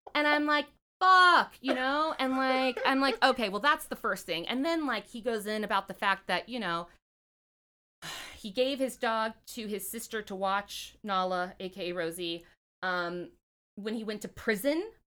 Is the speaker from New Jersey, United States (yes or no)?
no; California, United States; moved away as an adult; now in Washington, D.C., United States; I'm from California